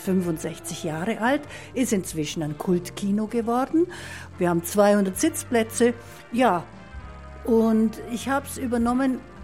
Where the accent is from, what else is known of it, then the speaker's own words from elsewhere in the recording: Marktoberdorf, Bavaria, Germany; Ich bin geboren in Markt Oberdorf, war aber in der ganzen Welt zu Hause